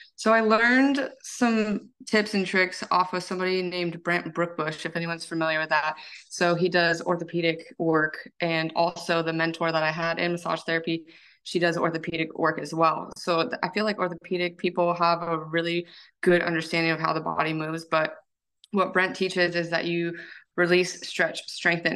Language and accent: English; United States; I am from the Tahoe Lake area